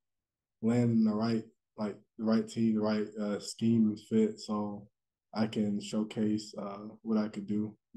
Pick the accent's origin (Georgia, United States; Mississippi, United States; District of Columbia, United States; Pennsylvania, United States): Georgia, United States; Dalton; I'd be in my hometown in Dalton, Georgia, with my family members and some of my friends.